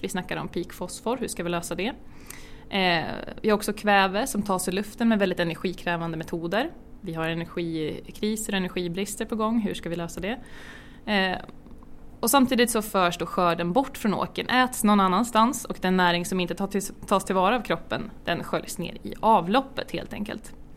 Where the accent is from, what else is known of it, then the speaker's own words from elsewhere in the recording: Björk, Sweden; uppväxt i en by som heter ja, bysocken i en ännu mindre by som heter Björk